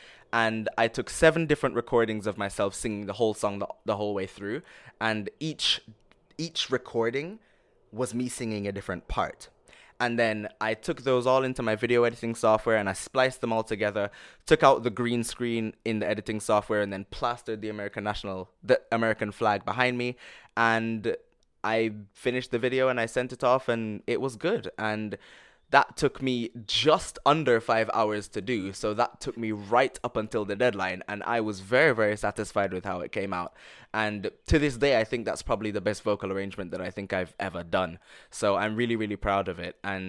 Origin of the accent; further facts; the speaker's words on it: London, United Kingdom; also born or lived in Jamaica; just this little kid growing up in London and Jamaica just coming out and doing this